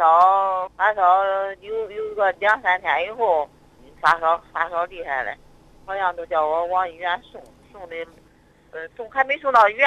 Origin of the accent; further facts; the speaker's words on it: Zhumadian, Henan, China; 那个我是那个驻马店的。